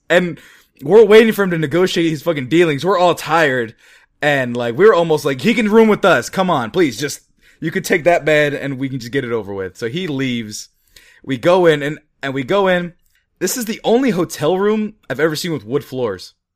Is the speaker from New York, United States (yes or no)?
no; Fresno, California, United States; It's called Fresno, California, where we're from